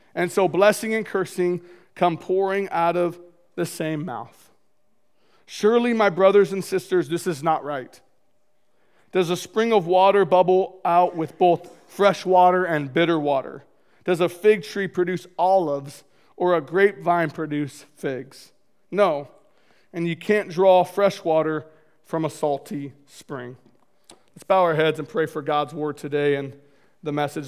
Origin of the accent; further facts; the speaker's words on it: Marysville, Washington, United States; I grew up in North Marysville, two older brothers